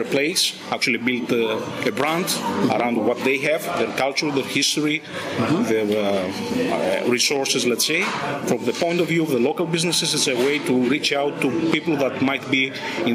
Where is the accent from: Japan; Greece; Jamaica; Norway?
Greece; Crete; We are from Crete, an island in the south of Greece